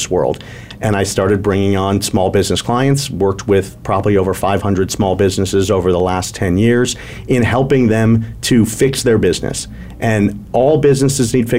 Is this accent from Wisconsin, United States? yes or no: yes; Milwaukee, Wisconsin, United States; also born or lived in Atlanta; now in Arizona, United States; I was born in Milwaukee, Wisconsin